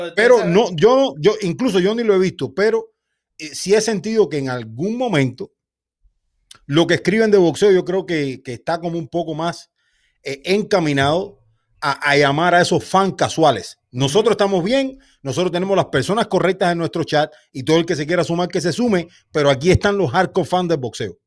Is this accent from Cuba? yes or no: yes; Santa Clara, Villa Clara, Cuba; Somos de la misma ciudad, somos de Santa Clara.